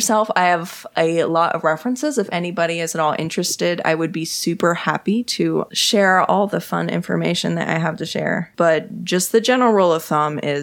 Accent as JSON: {"language": "English", "region": "Texas", "country": "United States", "said": "I'm from Texas"}